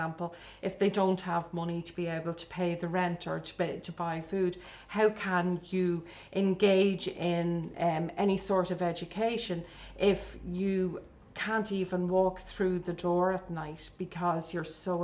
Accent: Dublin, Leinster, Ireland; also born or lived in Tallaght; born in Dublin in the 1970s, grew up in what was, I suppose, a really emerging Ireland at that stage.

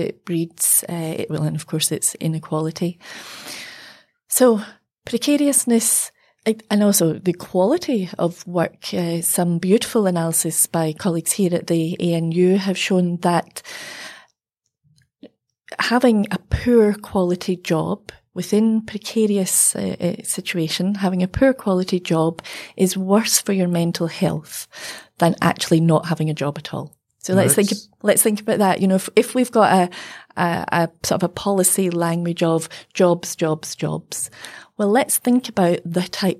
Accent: Glasgow, Scotland, United Kingdom; I'm from Glasgow, and, at the times of, the shipbuilding closures, and, we've seen that all over in the UK.

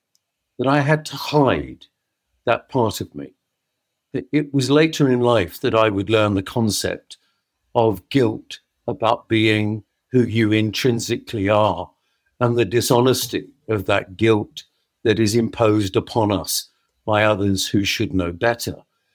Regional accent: London, United Kingdom; I grew up in the East End of London, as you know, in a very poor family.

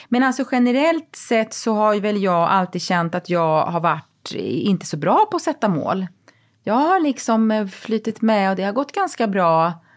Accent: Växjö, Kronoberg County, Sweden; moved away; min hemstad Växjö

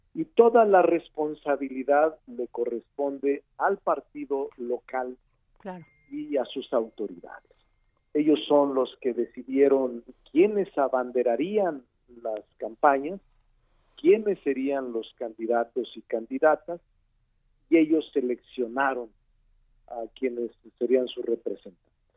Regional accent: Fresnillo, Zacatecas, Mexico; now in Mexico City, Mexico; como regidor de mi pueblo. Eh, regidor de Fresnillo, Zacatecas.

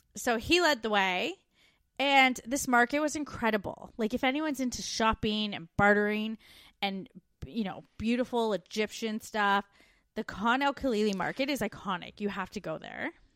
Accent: Canada; moved away; We're two Canadian expats now living in Australia

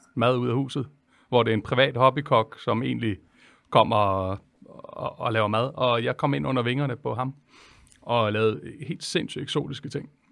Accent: Holbæk, Zealand, Denmark; jeg er jo fra Holbæk

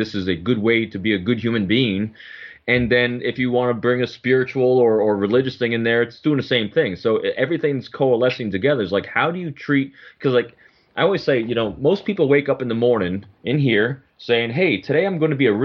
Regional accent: West Point, New York, United States; also born or lived in Rockland County, New York; I was probably about 40 minutes from West Point, where I grew up.

